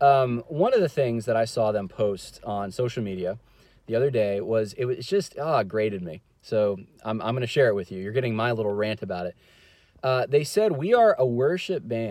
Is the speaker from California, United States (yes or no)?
yes; California, United States; moved away; originally, I'm actually from California